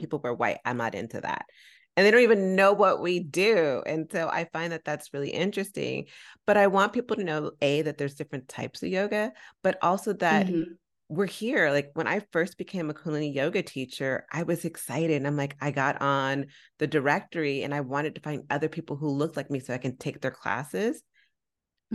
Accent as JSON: {"language": "English", "town": "San Francisco", "region": "California", "country": "United States", "said": "I'm from San Francisco"}